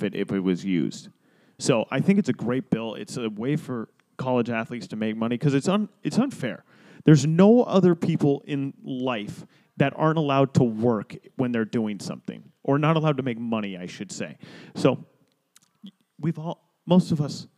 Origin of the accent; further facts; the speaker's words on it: Florida, United States; Florida, my home state